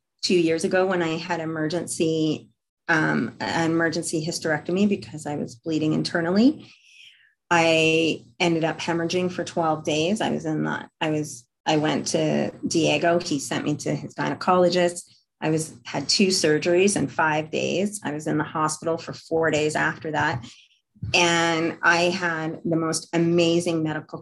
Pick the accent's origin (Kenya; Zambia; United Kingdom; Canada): Canada; as I'm Canadian